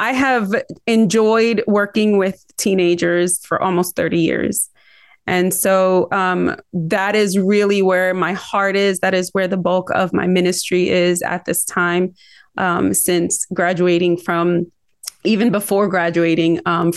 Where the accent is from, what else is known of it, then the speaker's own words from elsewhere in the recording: Philadelphia, Pennsylvania, United States; accent: Philly-Rican; now in North Carolina, United States; I was born in North Philadelphia to a Puerto Rican family. And so that's why I kind of have a little bit, what we call it, a Philly-Rican accent.